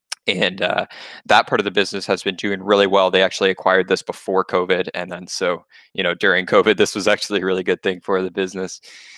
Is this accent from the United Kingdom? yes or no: no; Canada; that's really interesting for me as a Canadian investor, because in Canada, there's really not much for a tech sector.